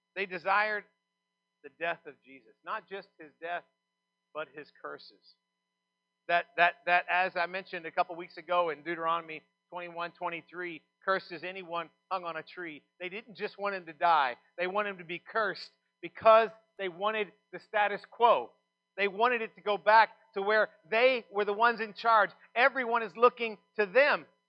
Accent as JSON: {"language": "English", "region": "Texas", "country": "United States", "said": "I'm from Texas"}